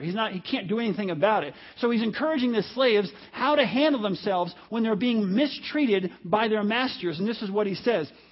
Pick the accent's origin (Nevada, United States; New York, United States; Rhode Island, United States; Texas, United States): New York, United States; most of my childhood, I grew up in the New City Garden Apartments in New York